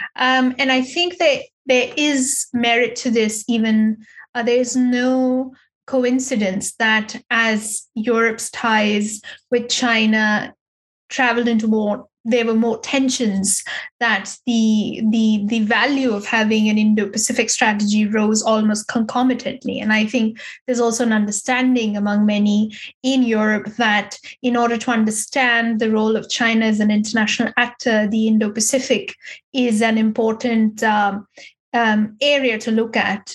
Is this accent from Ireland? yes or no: no; India; now in Berlin, Germany; as an as an Indian